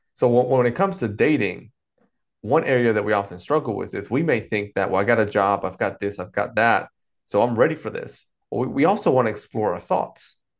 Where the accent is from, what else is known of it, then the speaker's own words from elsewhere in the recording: North Carolina, United States; also born or lived in Dominican Republic; I've been here in the States, uh, in particular North Carolina, um, the, the majority of my life, all the way from, uh, mid-childhood through adulthood.